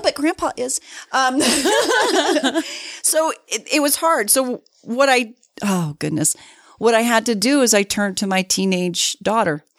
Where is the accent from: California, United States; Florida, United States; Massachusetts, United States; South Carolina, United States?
Florida, United States; Miami; moved away as an adult; now in Salt Lake City, United States; I was born and raised in Miami. Florida.